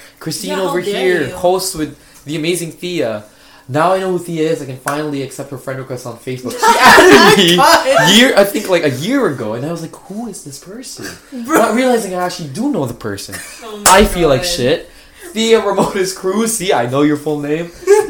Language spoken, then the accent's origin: English; Philippines; I'm Filipino. How do I not know this?